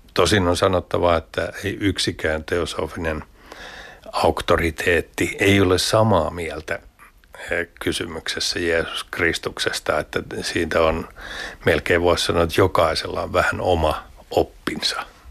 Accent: Lahti, Päijät-Häme, Finland; mä oon Lahdesta kotoisin

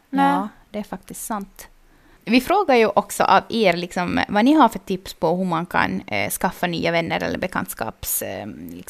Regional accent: Vaasa, Ostrobothnia, Finland; now in Jakobstad, Finland; när jag flyttade till Jeppis från Vasa, mm. så då så hade jag liksom inga kompisar här.

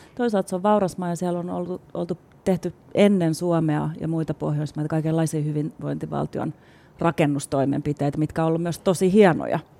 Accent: Espoo, Uusimaa, Finland; also born or lived in Helsinki; Mä oon syntynyt täällä Stadis Helsingissä, mutta sit mä oon ollut koulussa Espoossa, joka on kans iso kaupunki

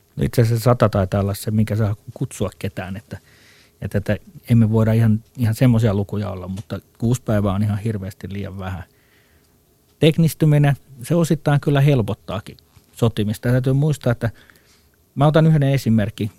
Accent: Finland

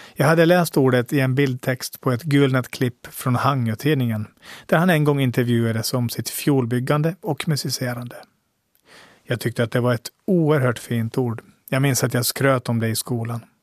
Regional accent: Åland, Finland; min status som ålänning.

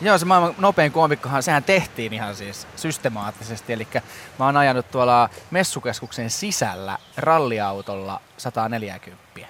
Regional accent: South Ostrobothnia, Finland; mä oon Etelä-Pohjanmaalta

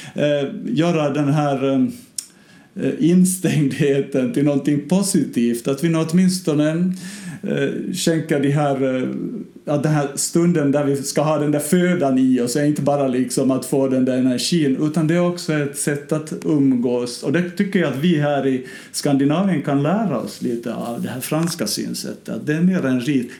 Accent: Ostrobothnia, Finland; nära mina hemtrakter i Österbotten

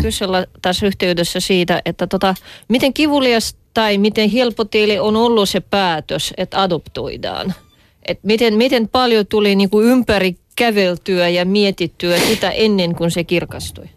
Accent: Russia; now in Finland; minä olen venäläinen

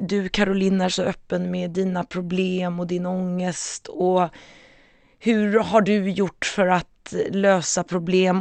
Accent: Stockholm, Stockholm County, Sweden; jag växte upp i Stockholm, Sveriges huvudstad, Bromma

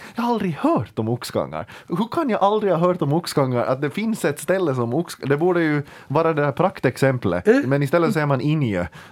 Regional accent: Ekenäs, Uusimaa, Finland; jag kommer från Ekenäs

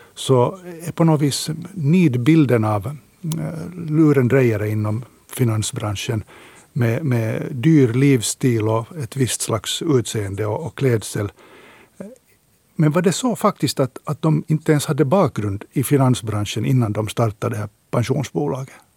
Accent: Finland

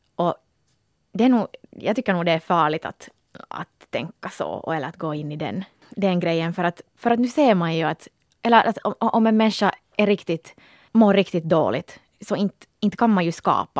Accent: Porvoo, Uusimaa, Finland; moved away; vi är ju båda från Borgå

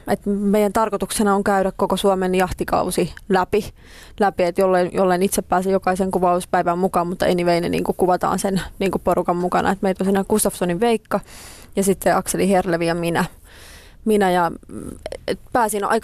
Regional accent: Espoo, Uusimaa, Finland; Sitten mä pari vuotta sitten muutin tonne Nuuksioon vielä enemmän metsään, mistä olen kotoisin

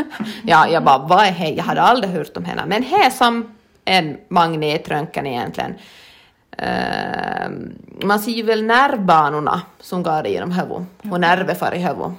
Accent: Lappfors, Ostrobothnia, Finland; jag är född i Lafosby

